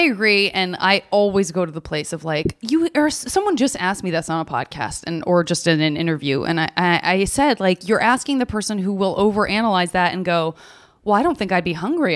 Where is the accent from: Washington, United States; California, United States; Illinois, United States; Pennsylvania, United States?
Illinois, United States; Chicago; born and raised in Chicago, went to an arts elementary school